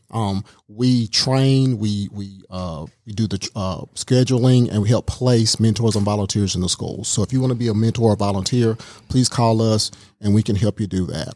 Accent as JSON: {"language": "English", "town": "Baxley", "region": "Georgia", "country": "United States", "tie": "born or raised there", "also_born_or_lived": "Columbia, South Carolina", "moved": "yes", "lives_now": "Rome, United States", "said": "we moved to South Georgia when I was very, very young. So I'm a South Georgia boy"}